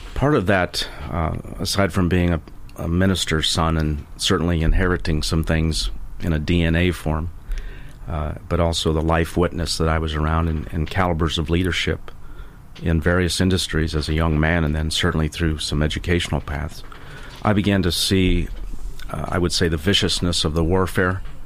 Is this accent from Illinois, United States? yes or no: yes; Illinois, United States; now in Tampa area, United States; living in my home state of Illinois